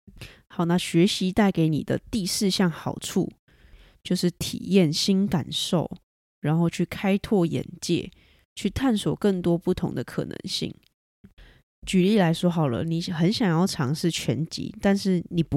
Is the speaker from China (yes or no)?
no; Taiwan; 英文非常台湾国语，然后英文能力相当差的一位台湾学生